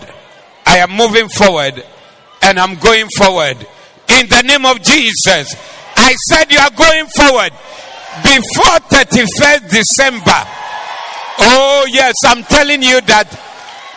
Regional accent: Kumasi, Ashanti, Ghana; We are from Kumasi

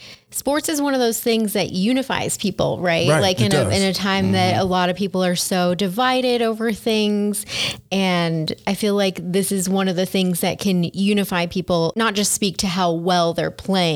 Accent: Texas, United States; now in New Mexico, United States; I grew up in Texas where you have a lot of pro teams

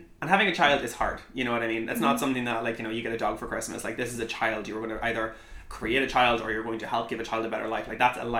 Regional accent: Ireland; growing up in Ireland, like, you know, in Catholicism and with the church

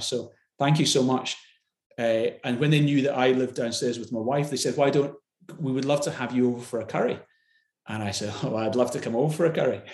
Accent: Glasgow, Scotland, United Kingdom; I grew up in in Glasgow

